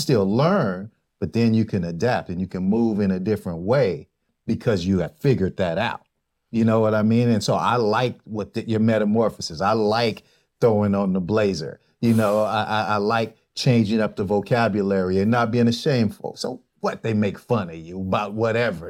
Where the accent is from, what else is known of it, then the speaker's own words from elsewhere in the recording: Bay Area, California, United States; moved away as an adult; now in San Diego, United States; I'm from the Bay Area